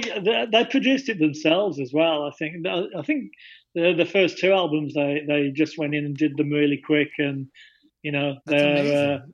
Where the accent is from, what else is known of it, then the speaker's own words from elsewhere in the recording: Wolverhampton, West Midlands, United Kingdom; I grew up in Wolverhampton, which is about 2 hours from London